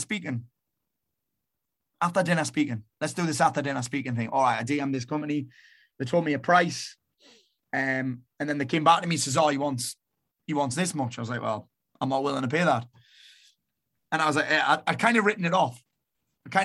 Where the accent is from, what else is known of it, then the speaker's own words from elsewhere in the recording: Sunderland, North East England, United Kingdom; also born or lived in Marbella; now in South Shields, United Kingdom; I was born in Sunderland